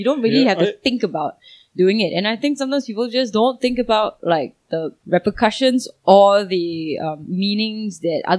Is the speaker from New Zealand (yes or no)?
no; Singapore; I'm a Singaporean